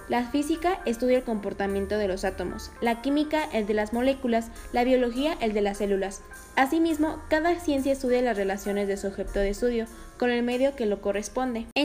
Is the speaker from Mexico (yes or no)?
yes; Morelia, Michoacán, Mexico; tengo una edad de 20 años, soy de Morelia, Michoacán